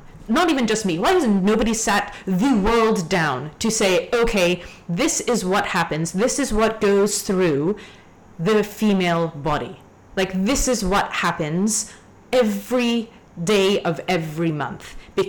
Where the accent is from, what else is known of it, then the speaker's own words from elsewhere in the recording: Hong Kong; also born or lived in Canada; But I grew up in the south side of Hong Kong, right? So I grew up on beaches. I grew up hiking. I grew up in the ocean. And then I went back to Canada. I grew up in the mountains in C